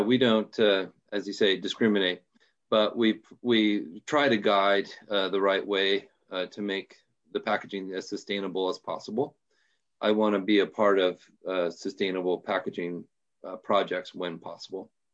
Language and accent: English; Portland, Oregon, United States; I'm from Portland, Oregon, uh, the great Northwest, and, um, born and raised here